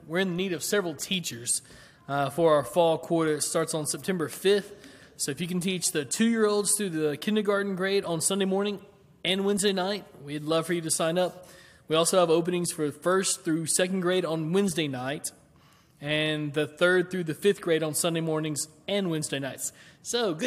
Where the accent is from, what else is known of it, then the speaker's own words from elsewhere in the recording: Waverly, Tennessee, United States; moved away; the city I grew up in Waverly